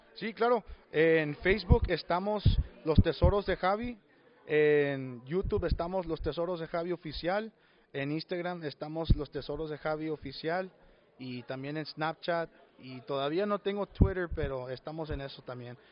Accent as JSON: {"language": "Spanish", "area": "Rio Grande Valley", "region": "South Texas", "country": "United States", "said": "nuestras raíces, nuestros papás eh, son de México y nosotros eh, eh, somos del sur de Texas, del Valle de Texas, el 956."}